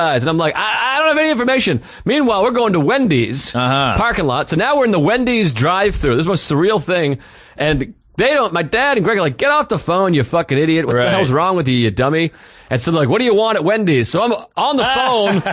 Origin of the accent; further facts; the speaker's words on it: Whitman, Massachusetts, United States; my hometown of Whitman, used car capital of New England